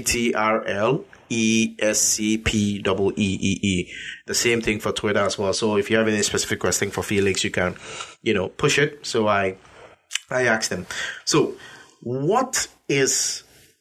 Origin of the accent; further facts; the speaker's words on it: Ghana; being a Ghanaian and African myself